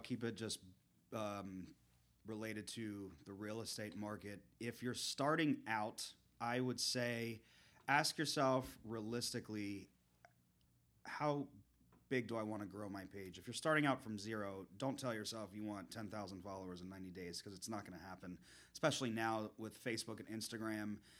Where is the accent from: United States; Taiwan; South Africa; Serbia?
United States; South Florida; I grew up in the South Florida area